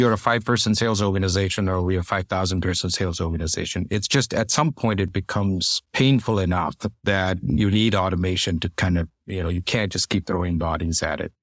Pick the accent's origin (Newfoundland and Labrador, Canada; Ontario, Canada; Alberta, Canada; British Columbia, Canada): Ontario, Canada; Toronto; I grew up in Toronto